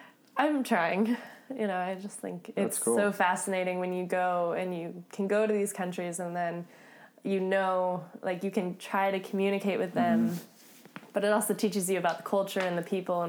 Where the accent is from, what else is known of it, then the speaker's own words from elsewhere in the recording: Florida, United States; moved away as an adult; now in California, United States; I understand that Spanish. Probably because I grew up in Florida.